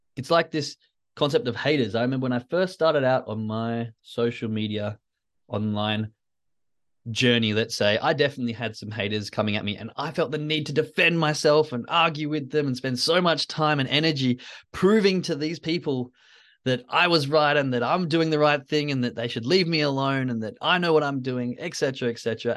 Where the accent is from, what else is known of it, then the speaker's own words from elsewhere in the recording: Western Australia, Australia; I grew up in Western Australia